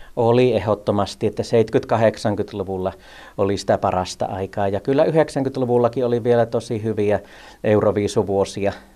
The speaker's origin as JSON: {"language": "Finnish", "town": "Laukaa", "region": "Central Finland", "country": "Finland", "tie": "born or raised there", "said": "kun me muutettiin tuolta Lankamaalta tuonne Laukaaseen isoon kouluun"}